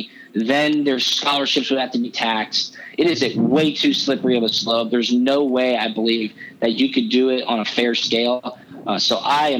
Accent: Atlanta, Georgia, United States; I grew up right here in Atlanta

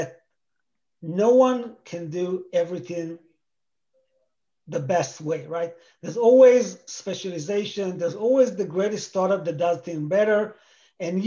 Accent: Israel; moved away as an adult; now in United States; I grew up in Israel

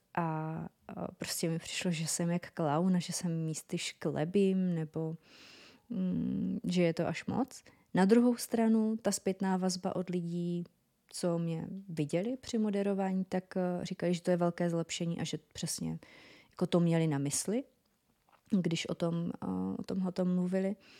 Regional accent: North Moravia, Czechia; accent: North Moravian; ten můj severomoravský přízvuk

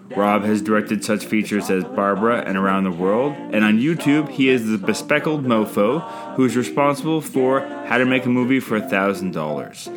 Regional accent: Canada; I'm Canadian filmmaker

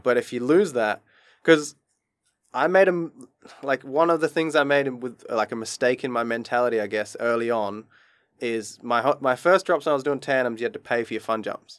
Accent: Adelaide, South Australia, Australia; moved away as an adult; also born or lived in Queensland / Japan; now in Dubai, United Arab Emirates; he used to work with me in Adelaide in my hometown

